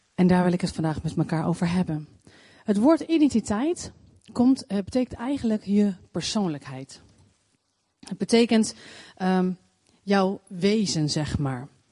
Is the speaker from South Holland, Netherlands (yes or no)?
yes; Leidschendam, South Holland, Netherlands; geboren in Leidsendam